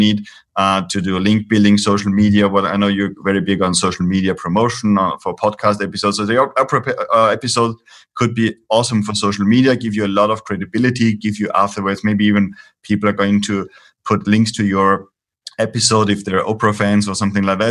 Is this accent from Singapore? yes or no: no; Austria; now in Spain; I'm based in Spain here. I'm originally from Austria